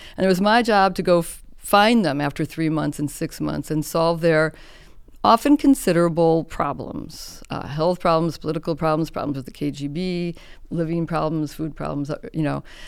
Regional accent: Chicago, Illinois, United States; I grew up in Chicago.

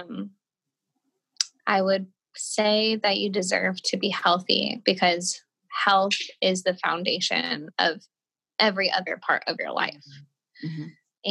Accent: Colorado, United States; now in California, United States; I grew up in Colorado

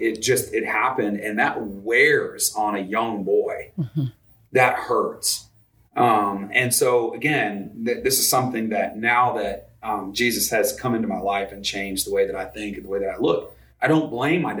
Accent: Vermont, United States; I grew up in Vermont

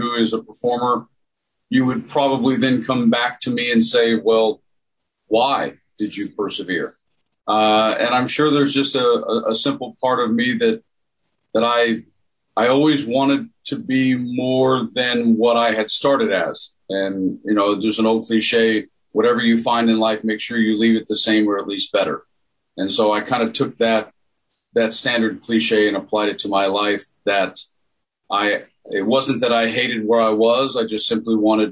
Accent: Tennessee, United States; I grew up in Tennessee

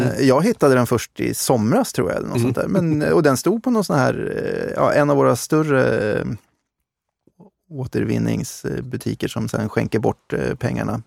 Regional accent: Uppsala, Uppsala County, Sweden; jag kommer från Uppsala

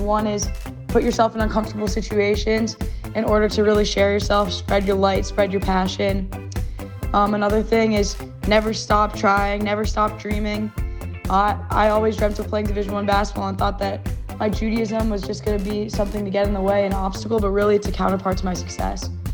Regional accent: Potomac, Maryland, United States; I'm originally from Potomac, Maryland

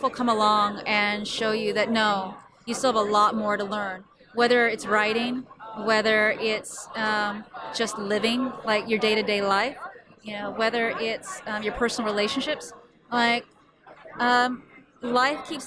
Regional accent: West Coast, United States; I was from the West Coast

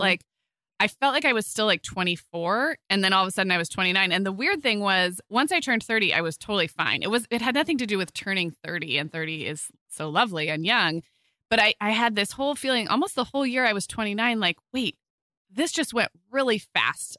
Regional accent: Santa Barbara, California, United States; moved away; my hometown in Santa Barbara

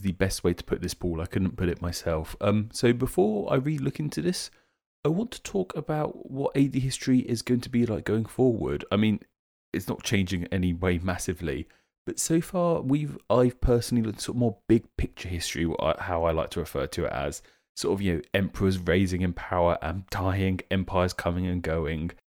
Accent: United Kingdom; as a Brit myself

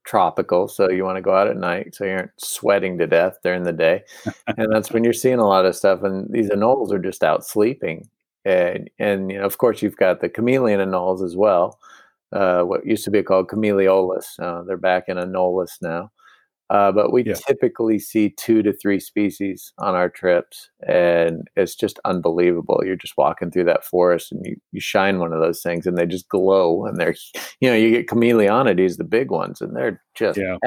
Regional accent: United States; as an American

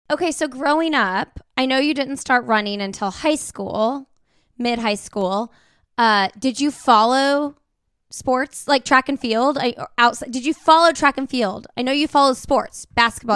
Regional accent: Indiana, United States; we're from Indiana

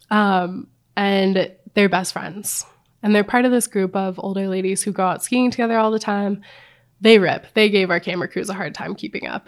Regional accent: Missoula, Montana, United States; now in Jackson Hole, Wyoming, United States; I grew up in Missoula, Montana.

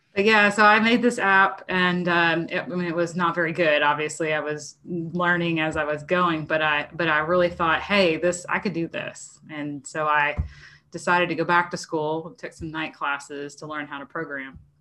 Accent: New Jersey, United States; moved away as an adult; now in Arkansas, United States; I was from South Jersey

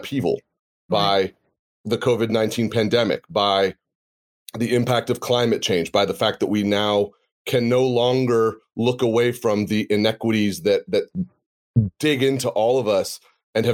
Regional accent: United States; you and I grew up in the United States

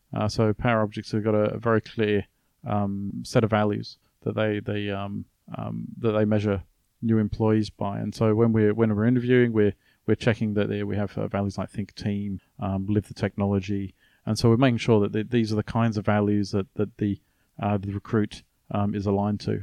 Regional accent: Australia; I was from Australia.

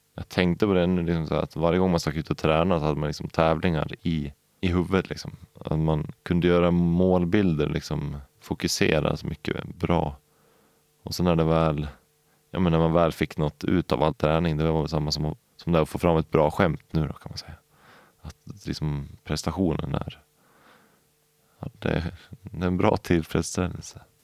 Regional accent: Valbo, Gävleborg County, Sweden; also born or lived in Upplands Väsby / Knivsta / Årsunda; vi flyttade till Valbo mellan Gävle och Sandviken. Och där bodde vi i tio år

